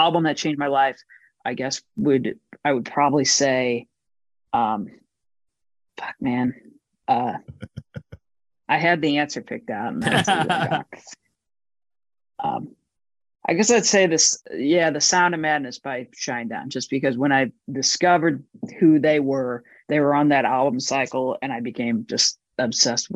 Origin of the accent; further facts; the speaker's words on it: St. Louis, Missouri, United States; moved away; growing up in St. Louis as a kid